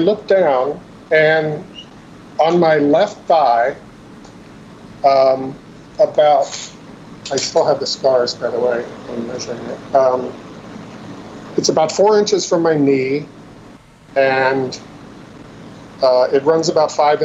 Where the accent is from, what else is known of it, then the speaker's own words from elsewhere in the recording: Shenandoah Valley, Virginia, United States; I grew up in Virginia, in the Shenandoah Valley, really pretty part of the state